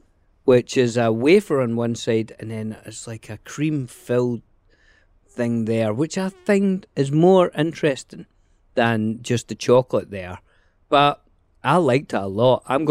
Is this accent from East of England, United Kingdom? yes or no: no; Glasgow, Scotland, United Kingdom; moved away; I grew up in the Schemes in Glasgow.